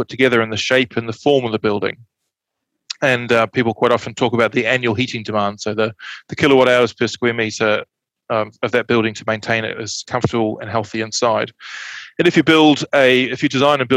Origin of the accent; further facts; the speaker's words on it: just outside Christchurch, Canterbury, New Zealand; I grew up in Canterbury, just outside Christchurch, so I'm quite familiar with very cold winters